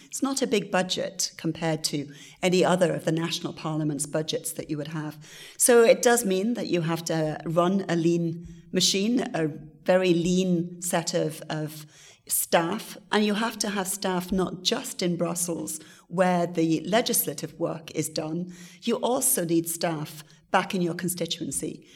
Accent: Wales, United Kingdom; my country, my home country of Wales

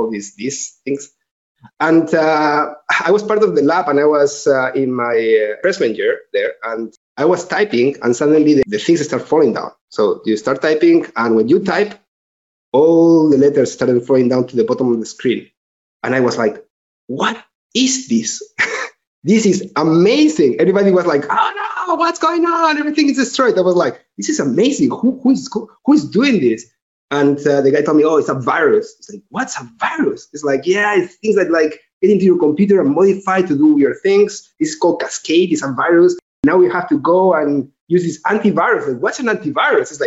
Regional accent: Tarragona, Catalonia, Spain; English is a second language; moved away as an adult; also born or lived in Ciudad Real, Spain / College Park, Maryland, United States / San Francisco, United States; now in Barcelona, Spain; Then I moved to Tarragona, which is in Catalonia. That's where I did my high school

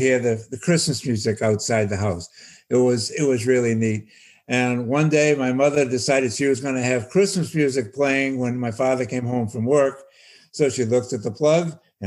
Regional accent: North Shore of Massachusetts, United States; I grew up on the North Shore of Massachusetts, about 45 minutes north of Boston

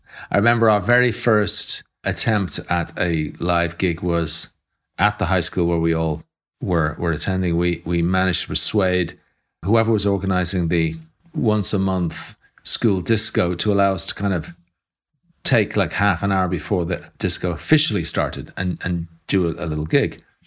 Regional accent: Ireland; coming from Ireland, where we were Europeans, but we were not, um, a colonial power

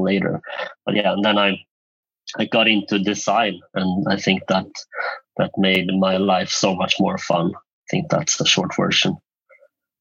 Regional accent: middle or northern Sweden, Sweden; also born or lived in South Korea; I was brought up in the middle of, or northern Sweden, basically, with in a loving family with four more siblings

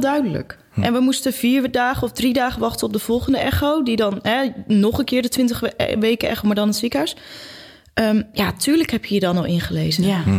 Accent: Goes, Zeeland, Netherlands; wij komen allebei uit Goes

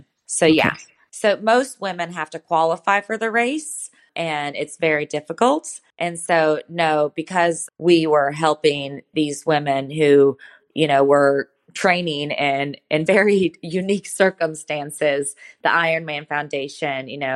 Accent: United States; growing up in America

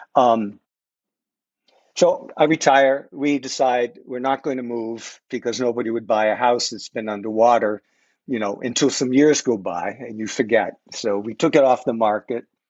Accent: New England, United States; now in Trenton, United States; I'm originally from New England

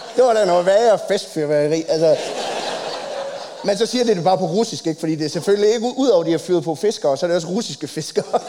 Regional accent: Copenhagen, Capital Region of Denmark, Denmark; jeg er fra København

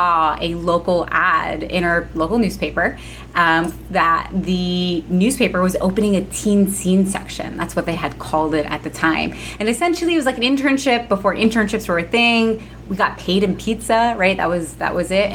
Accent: New Jersey, United States; My siblings and I were all born and raised in Jersey

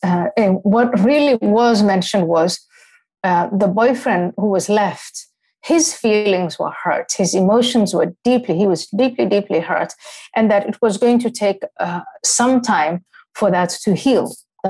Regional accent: Somalia; also born or lived in Ethiopia / Kenya; when I was growing up in Somalia and Ethiopia and Kenya, and you know, all of my Muslim friends, even some of my classmates when we lived in Nairobi

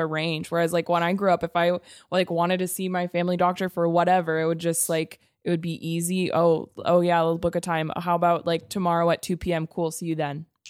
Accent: United States; now in Canada; I grew up in the United States

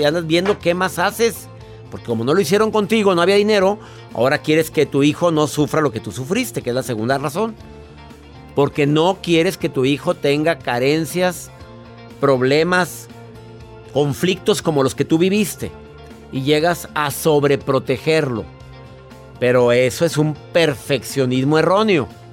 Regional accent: Mexico; aquí en mi país, México

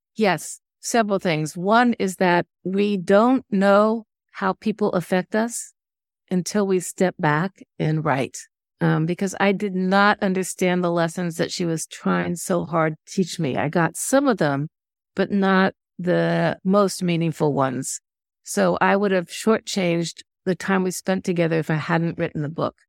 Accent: Indiana, United States; moved away as an adult; now in Washington, United States; my hometown in Indiana

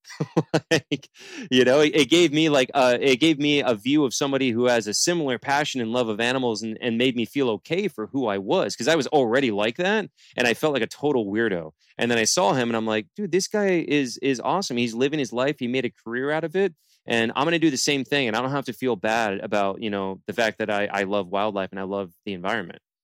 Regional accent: Palm Bay, Florida, United States; now in Fort Lauderdale, United States; I'm from Palm Bay is where I'm born and raised

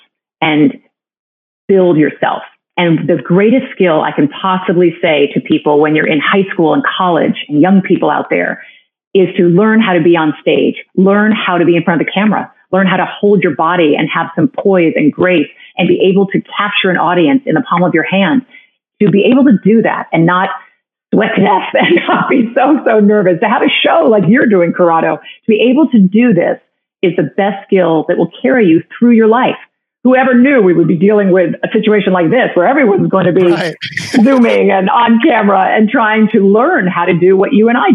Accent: Greenwich, Connecticut, United States; also born or lived in New York City; now in South Florida, United States; I grew up in Greenwich, Connecticut

